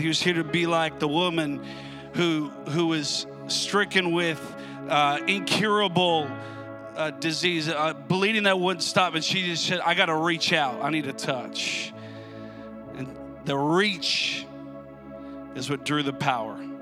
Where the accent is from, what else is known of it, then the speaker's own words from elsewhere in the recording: Minnesota, United States; I grew up I grew up in Minnesota